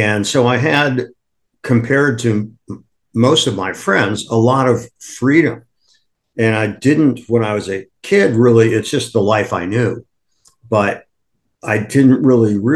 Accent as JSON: {"language": "English", "town": "Akron", "region": "Ohio", "country": "United States", "tie": "born or raised there", "moved": "yes", "lives_now": "New York, United States", "said": "I was born in Akron, Ohio"}